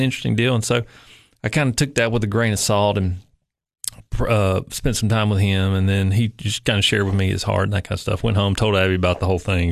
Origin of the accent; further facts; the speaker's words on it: Upper East Tennessee, United States; moved away as an adult; now in Cookeville, United States; I actually grew up in Upper East Tennessee